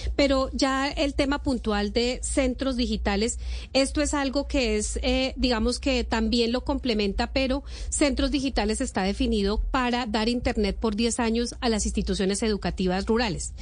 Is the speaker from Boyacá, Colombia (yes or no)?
yes; Boyacá, Colombia; moved away; Yo que soy de región y que voy a Boyacá eh, permanentemente